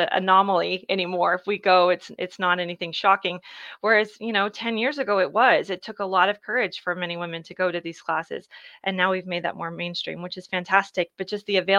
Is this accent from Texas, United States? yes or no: yes; Dallas, Texas, United States; I grew up in Dallas